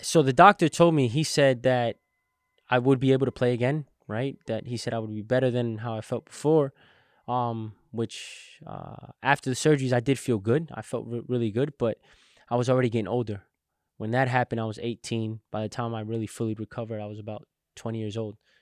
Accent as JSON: {"language": "English", "town": "Englewood", "region": "New Jersey", "country": "United States", "tie": "born or raised there", "said": "I was born in Inglewood, New Jersey"}